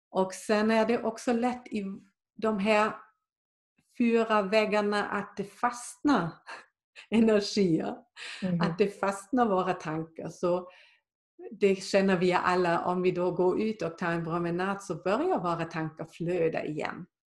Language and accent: Swedish; Germany; now in Sweden; där jag kommer från i Tyskland